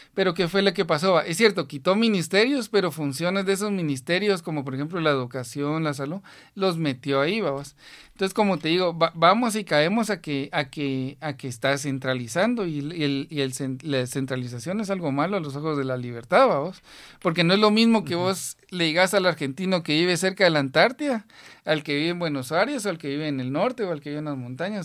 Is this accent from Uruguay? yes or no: no; Guatemala; como guatemaltecos